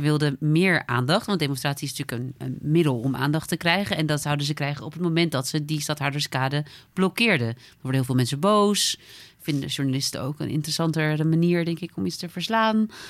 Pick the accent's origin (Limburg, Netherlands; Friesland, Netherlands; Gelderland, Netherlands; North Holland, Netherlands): Friesland, Netherlands; als Fries